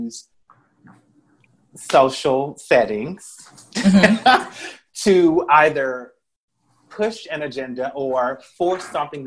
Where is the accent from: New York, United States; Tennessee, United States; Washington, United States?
Tennessee, United States; Memphis; I was born and raised in Westwood. My family is from Marks, Mississippi.